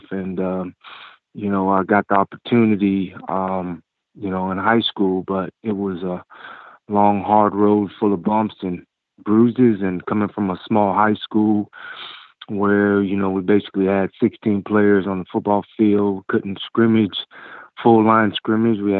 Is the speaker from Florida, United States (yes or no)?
yes; Tallahassee, Florida, United States; I'm from Tallahassee, of course, and uh, my father uh, was my high school football coach